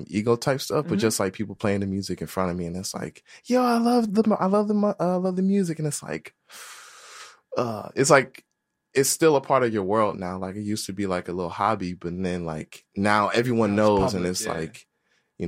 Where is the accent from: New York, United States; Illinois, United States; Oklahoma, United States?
Illinois, United States; Chicago; I grew up in Roseland, and I used to go to CICS Prairie